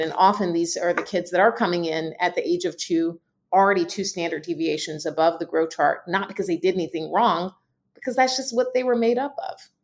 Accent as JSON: {"language": "English", "region": "Southeast", "country": "United States", "said": "I am from the Southeast"}